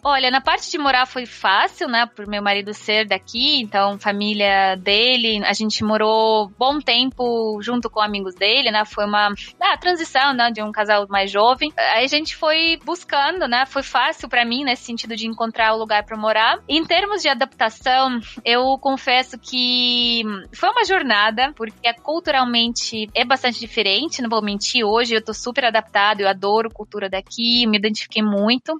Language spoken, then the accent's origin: Portuguese; Moscow, Russia; Portuguese is a second language; moved away as an adult; also born or lived in Belgium; now in São Paulo, Brazil; nasci, cresci, vivi por mais de 20 anos em Moscou e faz 8 anos que estou aqui no Brasil.